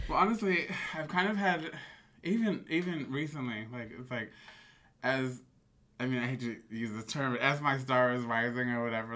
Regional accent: Bay Area, California, United States; growing up in the Bay Area

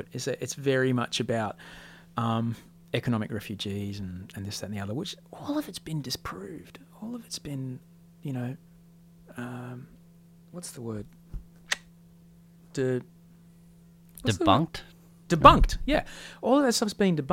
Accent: Australia; also born or lived in Amsterdam; I'm from Australia

